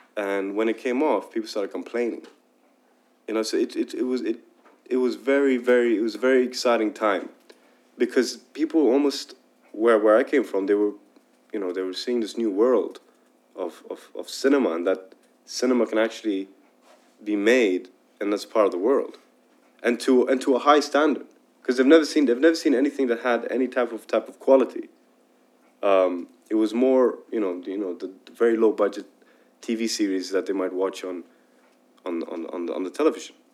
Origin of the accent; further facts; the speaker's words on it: Dubai, United Arab Emirates; I was raised in Dubai